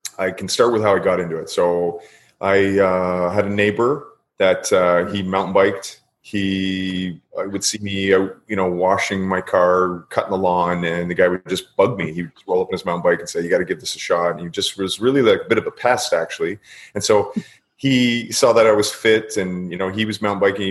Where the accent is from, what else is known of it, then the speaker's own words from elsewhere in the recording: Queensville, Ontario, Canada; also born or lived in Toronto; Queensville, which no one's ever heard of, little farm town, kind of north of Newmarket, maybe an hour north of Toronto. That's where I kind of grew up